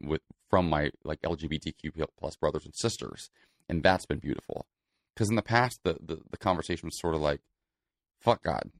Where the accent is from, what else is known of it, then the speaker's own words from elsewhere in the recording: Celina, Ohio, United States; now in Los Angeles, United States; Salina, Ohio. It's a small farming community in Northwest Ohio.